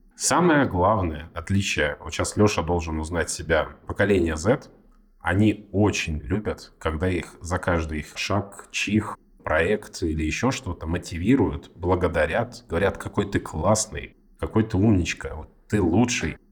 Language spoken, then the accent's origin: Russian; Far East, Russia; moved away; Я вообще с Дальнего Востока. С очень-очень там, с границы с Китаем, очень издалека.